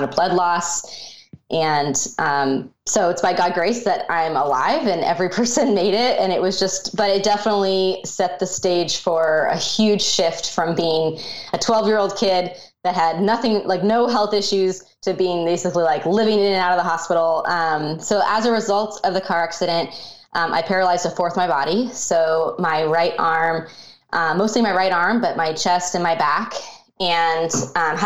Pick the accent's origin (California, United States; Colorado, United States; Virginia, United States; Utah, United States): Colorado, United States; I grew up in Colorado, and that's kind of where my childhood was.